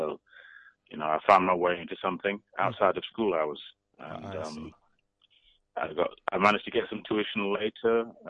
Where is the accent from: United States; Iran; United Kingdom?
United Kingdom; Nottingham, East Midlands; moved away as an adult; also born or lived in Manchester; now in London, United Kingdom; because I'm from Nottingham, I'm from the north.